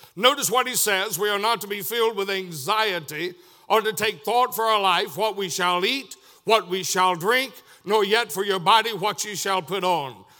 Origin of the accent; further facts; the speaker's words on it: Tunnel Hill, Georgia, United States; moved away; also born or lived in Chatsworth, Georgia; I was born in Chatsworth, Georgia, raised most of my life around the Tunnel Hill West Side area